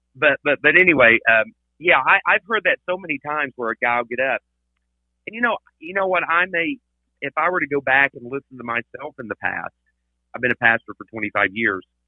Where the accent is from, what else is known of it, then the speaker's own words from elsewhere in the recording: Tennessee, United States; now in Texas, United States; I'm originally from Tennessee